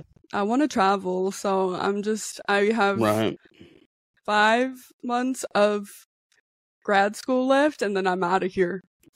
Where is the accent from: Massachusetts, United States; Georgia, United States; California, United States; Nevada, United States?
Nevada, United States; also born or lived in Dallas, Texas / Jacksonville, Oregon; Oh, I'm from Nevada. I was born and raised here. I'm still here.